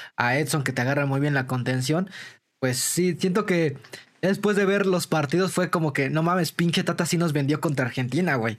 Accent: Mexico; hay como mexicanos

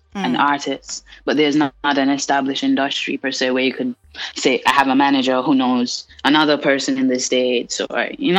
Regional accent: St. Kitts & Nevis; I'm from the Caribbean, first off, an island in the Caribbean called St. Kitts.

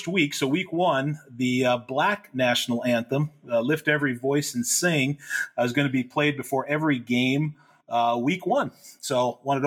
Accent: Minneapolis, Minnesota, United States; moved away as an adult; now in Northeast Ohio, United States; born and raised in Minneapolis

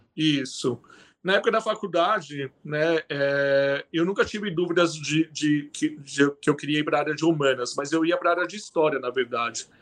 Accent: São Paulo, Brazil; moved away as an adult; now in Curitiba, Brazil; eu sou paulistano

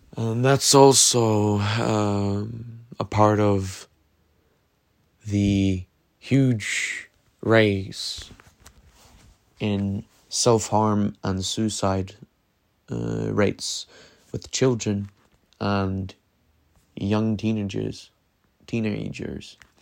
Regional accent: Norway; I come from Norway

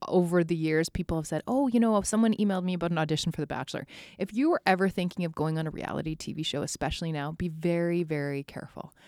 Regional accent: Spruce Grove, Alberta, Canada; born or raised there; also born or lived in Edmonton

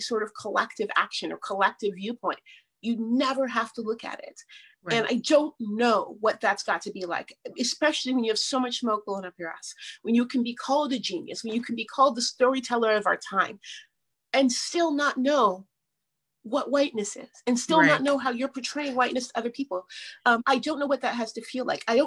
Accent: Seattle, Washington, United States; my mom is white and I grew up in Seattle

